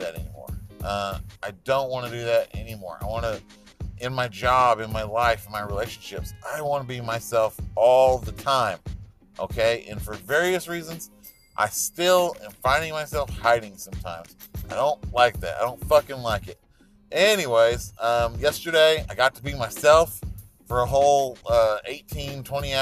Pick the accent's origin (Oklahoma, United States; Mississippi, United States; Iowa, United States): Oklahoma, United States; Salina; moved away; I grew up in Salina, Oklahoma